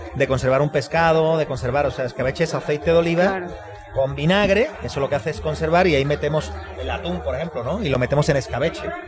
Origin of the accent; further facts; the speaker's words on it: Andalusia, Spain; moved away as an adult; now in Querétaro, Mexico; Andalucía, en mi tierra